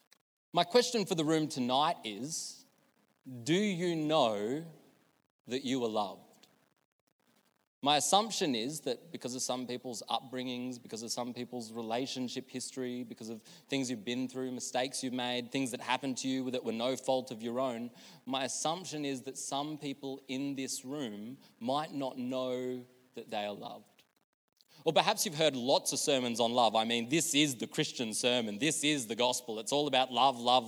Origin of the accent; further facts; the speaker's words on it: Australia; moved away; When I was growing up in Billawilla, I used to go to a Stedfords.